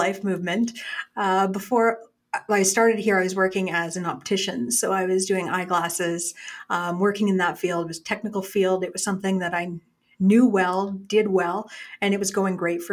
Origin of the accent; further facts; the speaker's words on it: small town Alberta, Canada; I am originally a small town Alberta girl. I grew up small town here